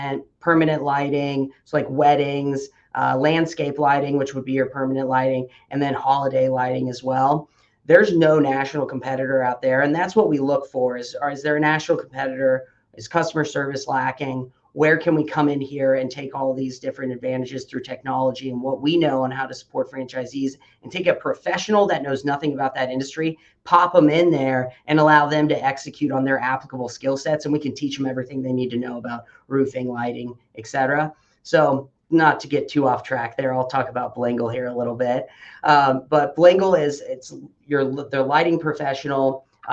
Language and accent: English; Midwest, United States; now in Omaha, United States; I grew up in the Midwest